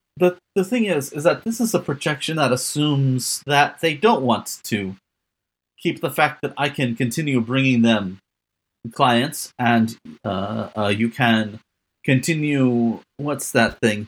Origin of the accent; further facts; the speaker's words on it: Midwest, United States; accent: Midwest; How'd you like my, I slipped into my Midwest accent?